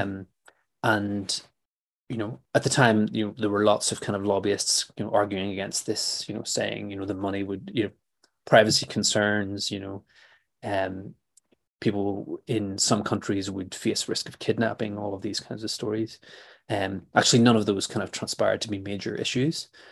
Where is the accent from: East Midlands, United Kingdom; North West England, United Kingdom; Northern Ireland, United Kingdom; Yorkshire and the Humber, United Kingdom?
Northern Ireland, United Kingdom; Belfast; I grew up in in Belfast in the 1980s